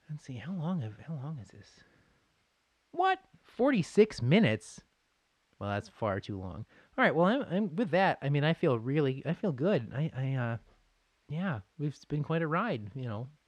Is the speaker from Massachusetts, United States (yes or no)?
yes; Boston, Massachusetts, United States; oh yeah, sure, like I'll watch the the Bruins and Sabres because I grew up in Boston